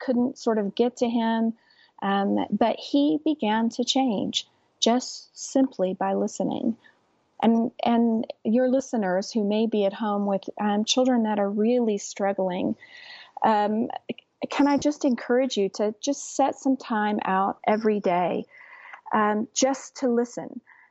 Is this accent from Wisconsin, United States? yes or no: no; West Texas, United States; I'm from West Texas too